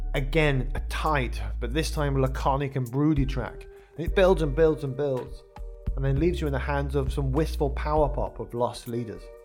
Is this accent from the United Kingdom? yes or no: yes; Wolverhampton, West Midlands, United Kingdom; a lad from the, the centre of England, at uh, Wolverhampton